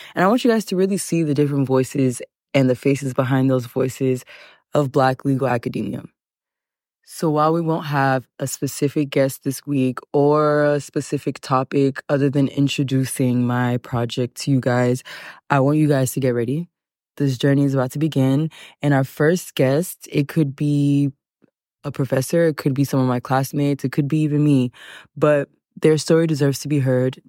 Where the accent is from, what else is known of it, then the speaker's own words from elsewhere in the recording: Houston, Texas, United States; moved away; also born or lived in Los Angeles, California; I am Nigerian, but I was born and raised in Houston, Texas